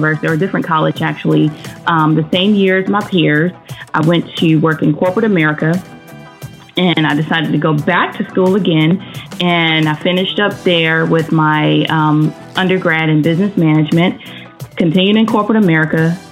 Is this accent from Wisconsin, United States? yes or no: no; Maryland, North Carolina, United States; I grew up in Maryland for like the first, 10 years of my life. And a lot of stuff transpired in Maryland. In Maryland, once we moved from there, we moved back to North Carolina